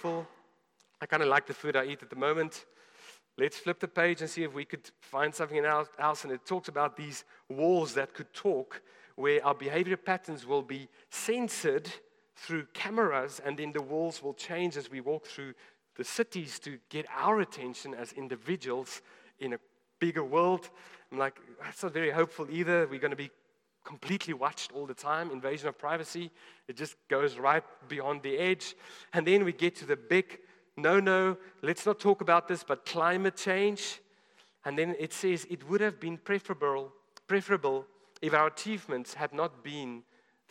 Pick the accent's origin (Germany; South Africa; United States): South Africa; as a South African.